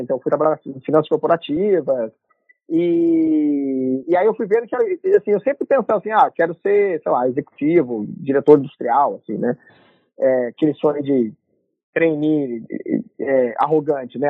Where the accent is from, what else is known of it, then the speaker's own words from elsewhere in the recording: Londrina, Paraná, Brazil; moved away as an adult; also born or lived in Curitiba; now in United States; eu sou natural de Londrina, nasci no Paraná